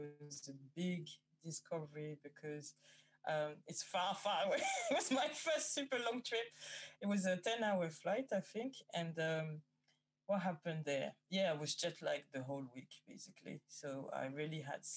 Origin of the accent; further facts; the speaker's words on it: France; moved away as an adult; also born or lived in Guadeloupe / Paris / Amsterdam / Germany; now in London, United Kingdom; I was born in France. I think I've lived in France until 25